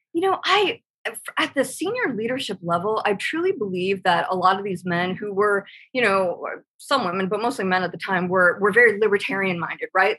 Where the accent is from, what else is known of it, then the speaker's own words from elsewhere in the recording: Irvine, California, United States; moved away; I'm originally from California. When you know my dad was a Pendleton Marine, we were at Irvine and nice. El Toro